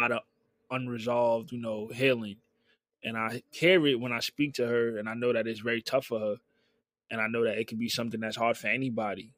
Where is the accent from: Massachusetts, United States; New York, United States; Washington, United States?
New York, United States; New York City; also born or lived in Bronx / Brooklyn / Queens; growing up, I'm from Harlem